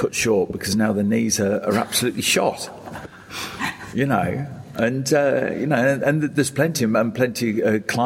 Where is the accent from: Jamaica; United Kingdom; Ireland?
United Kingdom; Lake District, North West England; born or raised there; now in Sydney, Australia